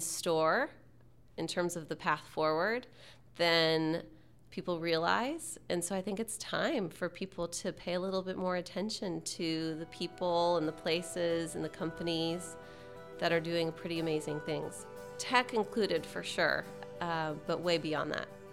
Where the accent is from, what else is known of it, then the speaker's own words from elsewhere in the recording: Texas, United States; moved away as an adult; now in Seattle, United States; being a Texan fifteen years ago and growing up in Texas and coming to Seattle